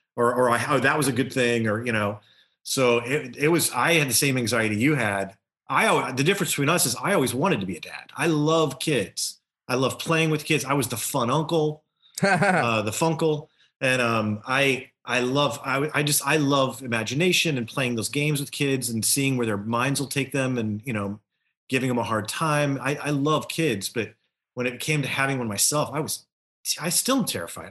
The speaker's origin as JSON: {"language": "English", "region": "Louisiana", "country": "United States", "tie": "born or raised there", "said": "Growing up in Louisiana"}